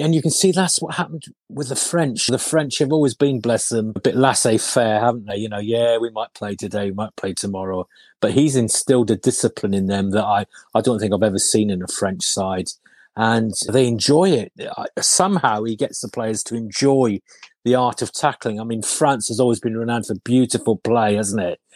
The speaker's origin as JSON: {"language": "English", "town": "Carmarthen", "region": "Wales", "country": "United Kingdom", "tie": "born or raised there", "also_born_or_lived": "Dorset", "moved": "yes", "said": "In Carmarthen. I was born, which is in West Wales"}